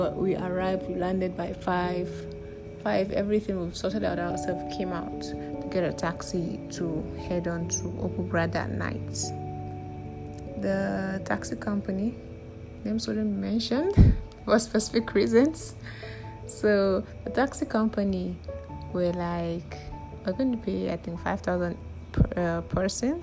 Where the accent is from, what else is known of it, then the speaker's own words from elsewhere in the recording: Kogi, Nigeria; I'm from Kogi State